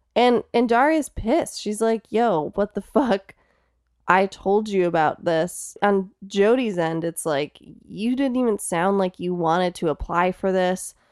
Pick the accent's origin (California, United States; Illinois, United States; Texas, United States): Illinois, United States; Streamwood; I actually grew up in Streamwood.